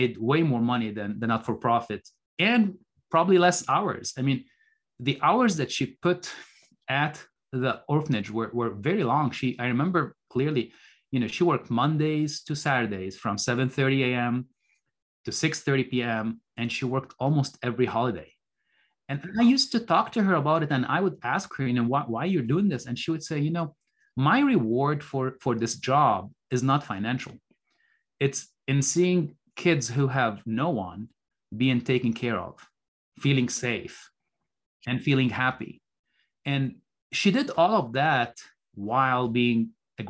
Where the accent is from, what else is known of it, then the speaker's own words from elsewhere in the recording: Beirut, Beirut Governorate, Lebanon; moved away as an adult; also born or lived in Minnesota; I was born in Beirut, Lebanon. Lebanon is a small country in the Middle East, and I grew up during the Lebanese Civil War